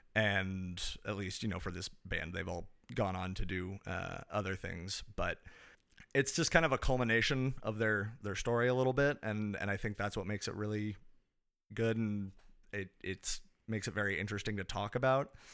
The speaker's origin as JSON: {"language": "English", "town": "Kansas City", "region": "Missouri", "country": "United States", "said": "I am from the United States. Specifically, I am from Kansas City, Missouri"}